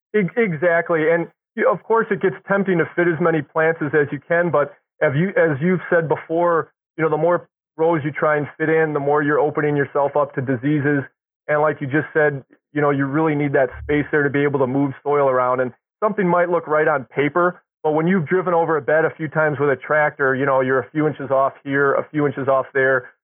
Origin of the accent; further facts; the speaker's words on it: Milwaukee, Wisconsin, United States; I grew up in Milwaukee